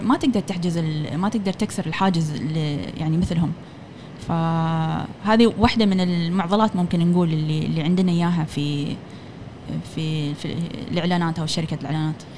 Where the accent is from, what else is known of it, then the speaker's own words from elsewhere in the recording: Oman; هني كعمانيين